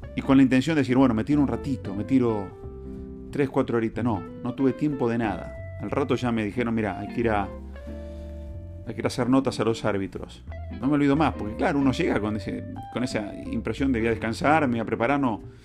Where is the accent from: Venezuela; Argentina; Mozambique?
Argentina; soy argentino y me gusta ser argentino.